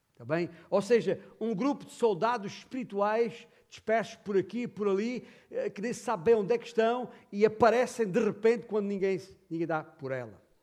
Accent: Beja, Alentejo, Portugal; nascido e criado em, em Beja

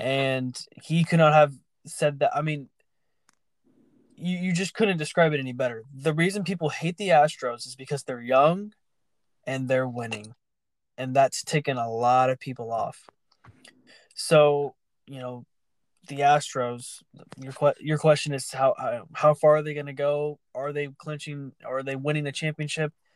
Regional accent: Houston, Texas, United States; my hometown

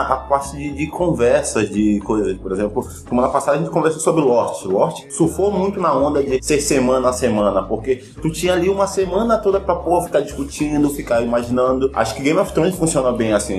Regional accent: Amazonas, Brazil; a gente é aqui do Amazonas

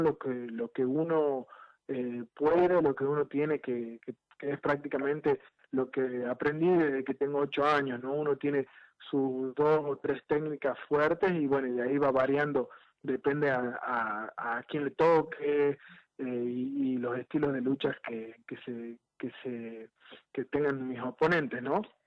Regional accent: Tucumán, Argentina; moved away as an adult; now in Santiago del Estero, Argentina; estamos en Santiago del Estero, bueno, recién mudados para acá, si bien somos tucumanos

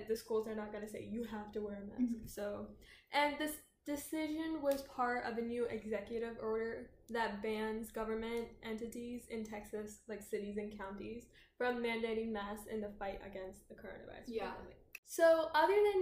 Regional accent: Telangana, India; I'm from Telangana

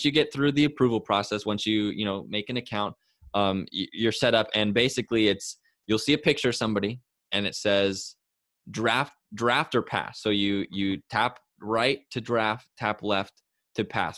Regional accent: Walla Walla, Washington, United States; I was from Walla Walla

